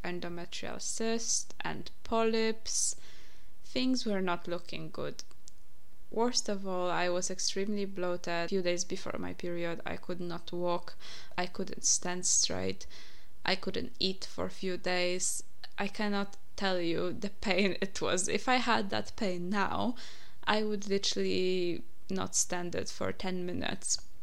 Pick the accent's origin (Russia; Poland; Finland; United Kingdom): Poland; English is a second language; moved away; I'm from Poland, by the way, if you didn't realize my accent yet.